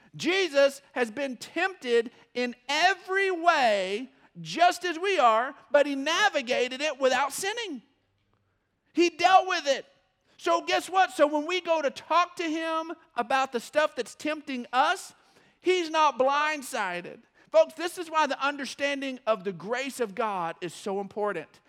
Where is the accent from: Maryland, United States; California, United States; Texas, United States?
Texas, United States; West; I was born in West Texas